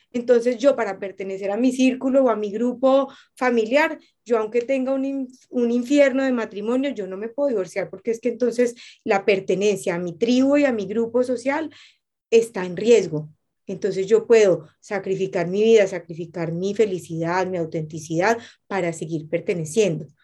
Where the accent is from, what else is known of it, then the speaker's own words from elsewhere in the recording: Colombia; moved away; volví a mi tierra, volví a mis raíces, llegué a mi, llegué a mi casa y a mí me pasa eso que en Colombia